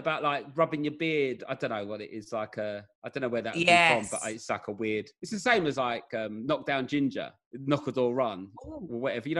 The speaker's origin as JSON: {"language": "English", "region": "London", "country": "United Kingdom", "accent": "Southeast London accent", "said": "Well, so I'm not a Cockney. I'm from South East London."}